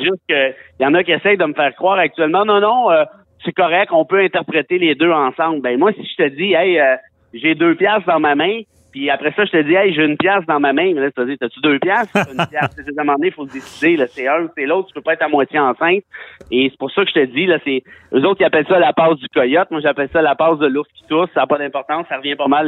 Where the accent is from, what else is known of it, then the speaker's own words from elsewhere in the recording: Mont-Laurier, Quebec, Canada; moved away as an adult; also born or lived in Montreal; je viens de région, je viens de Mont-Laurier